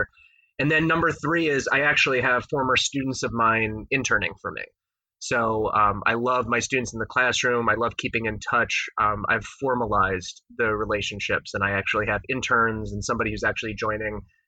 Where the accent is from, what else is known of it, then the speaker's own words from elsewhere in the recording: New York City, New York, United States; moved away; I was born and raised in Queens